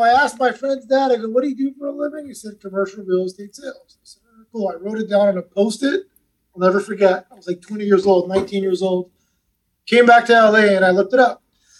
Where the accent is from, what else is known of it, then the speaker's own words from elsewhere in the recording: Iran; also born or lived in Manchester, England; I mean, I was born in England, but we're from Iran. We lived in, I lived in Iran for 5 years.